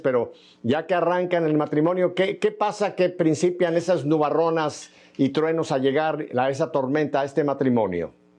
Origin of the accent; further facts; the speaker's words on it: Mexico; los mexicanos somos muy gentiles